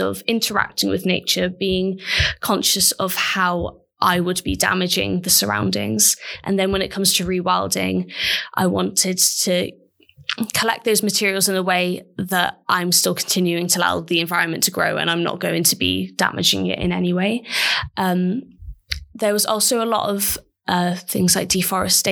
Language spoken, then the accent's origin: English; Mid Wales, United Kingdom; I'm from Mid Wales, which is really rural.